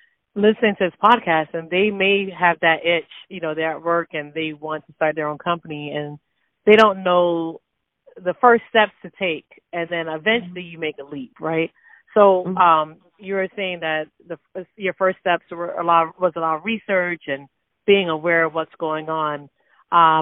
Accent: South Florida, United States; also born or lived in Jamaica; I was born in Jamaica, but they chose South Florida

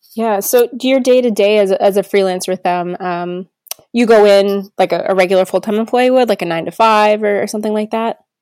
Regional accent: New Jersey, United States; I grew up in New Jersey, so I was really close to New York

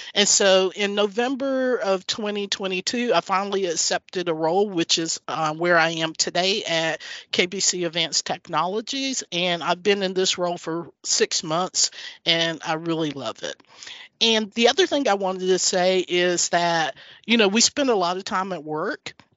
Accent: North Carolina, United States; moved away as an adult; also born or lived in Chicago; now in Houston, United States; I grew up in North Carolina. My parents were tobacco farmers.

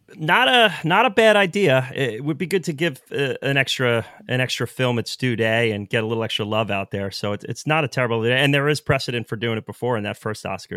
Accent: New York, United States; Born and raised in New York

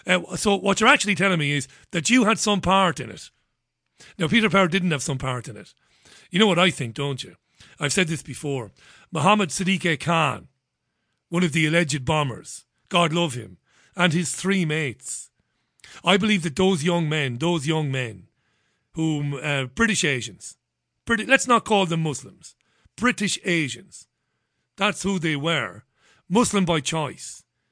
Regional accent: Waterford, Munster, Ireland; I would have seen in Ballybeg in Waterford when I grew up in Ballybeg in the early 80s before moving to another part of Waterford, Browns Road in Waterford.

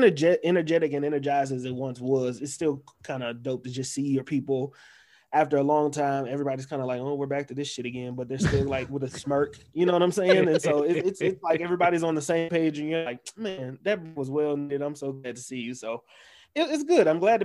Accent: Houston, Texas, United States; also born or lived in North Carolina / Virginia / Colorado / Pennsylvania; now in South Dakota, United States; I live in South Dakota, but I am originally from Houston. I grew up in Houston, Texas, slash North Carolina, slash Virginia. I've lived in Colorado. I've lived in Pennsylvania.

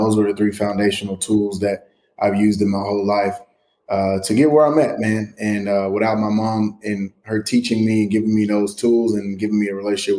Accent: Chapel Hill, Texas, United States; born and raised in East Texas, east of Tyler, out in the country, Chapel Hill. So County Road 25.

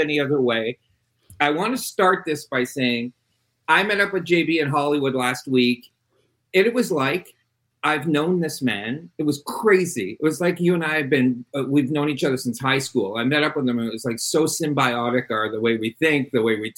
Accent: Quebec, Canada; also born or lived in Montreal; I did not grow up in Compton. I grew up in French Canada.

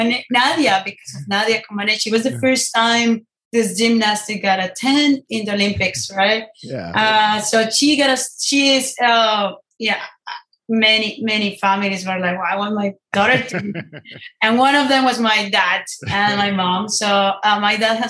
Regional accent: Ibagué, Tolima, Colombia; now in San Francisco, United States; I grew up in Estrato Uno, which is, you know, a very low-income family area in Ibagué

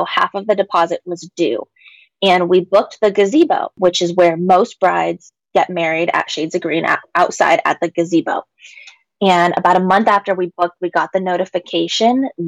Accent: Washington, United States; my home state here in Washington

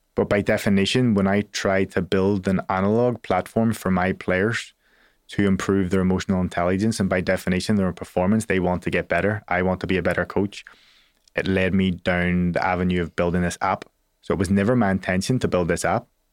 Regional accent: Belfast, Northern Ireland, United Kingdom; I'm a kid from Belfast.

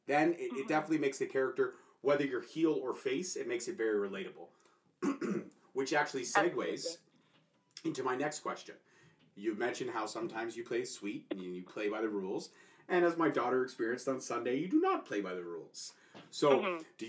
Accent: Canada; But I'm Canadian, sure.

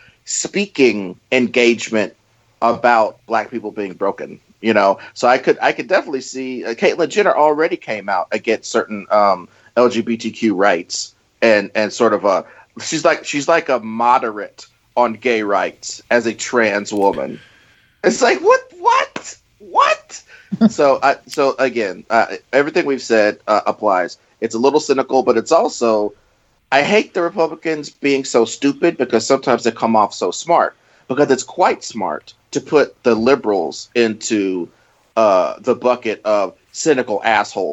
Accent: Missouri, United States; I'm from Missouri

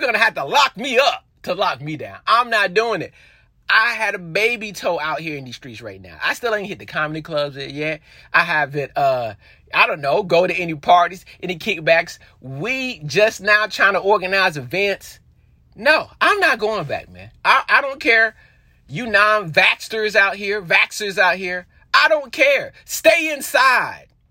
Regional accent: North Carolina, United States; I'm from North Carolina

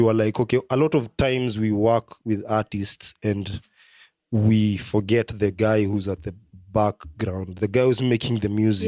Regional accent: Kenya; as a Kenyan

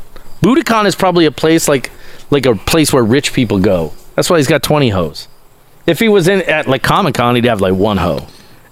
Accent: Cambridge, Ontario, Canada; We're buddies because we're both from the Toronto area. I'm going to say Cambridge is kind of like Toronto.

